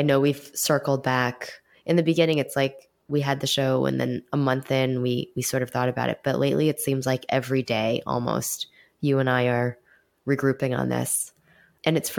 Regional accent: New York City, New York, United States; a Chinese American girl born and raised in New York City

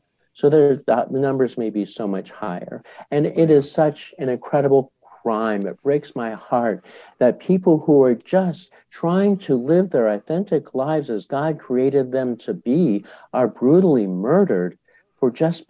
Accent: Boulder, Colorado, United States; I'm part of an organization in my hometown of Boulder, Colorado.

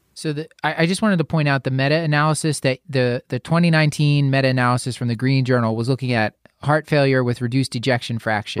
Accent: Philadelphia, Pennsylvania, United States; my hometown of Philadelphia

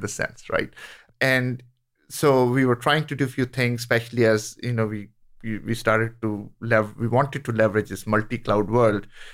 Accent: India; moved away; I grew up in India

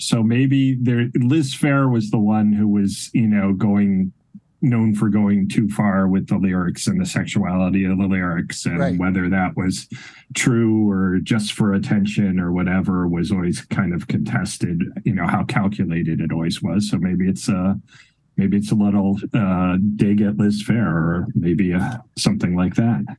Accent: Connecticut, United States; growing up in Connecticut

